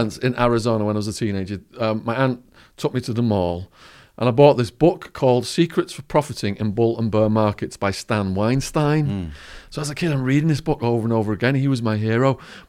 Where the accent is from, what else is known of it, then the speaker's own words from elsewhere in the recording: Widnes, North West England, United Kingdom; All right, so I grew up in Widnes, a chemical manufacturing town between Liverpool and Manchester.